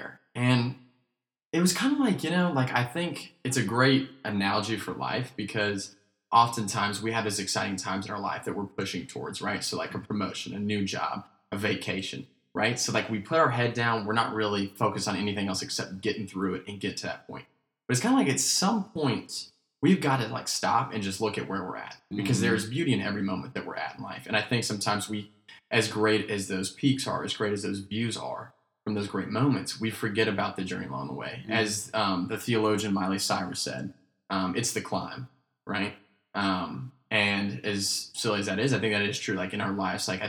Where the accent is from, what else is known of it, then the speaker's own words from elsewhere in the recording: Asheville, North Carolina, United States; moved away; So we grew up in Asheville, North Carolina